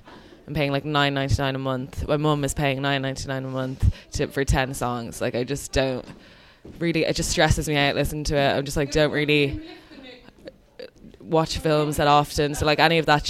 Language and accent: English; Dublin, Leinster, Ireland; accent: American; Here, in Dublin.